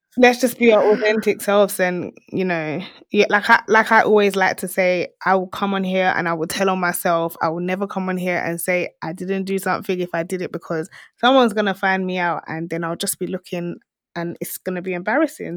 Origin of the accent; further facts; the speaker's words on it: Essex, East of England, United Kingdom; I'm from Essex